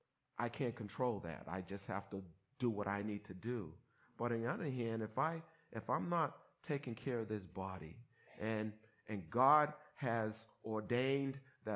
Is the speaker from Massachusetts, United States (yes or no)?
yes; Somerville, Massachusetts, United States; as an African American growing up in Somerville where there weren't too many black people, and it was during the season of busing and all that stuff that you see that's history now